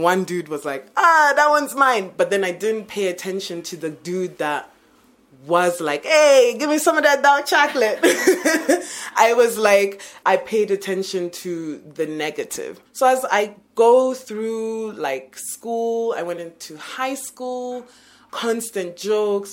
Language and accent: English; Uganda; now in Kenya; I'm from Uganda